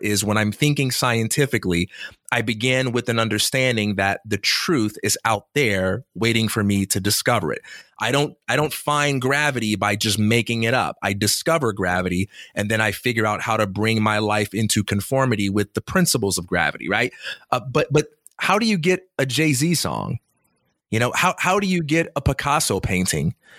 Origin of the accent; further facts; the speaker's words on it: Chicago, Illinois, United States; I'm from Chicago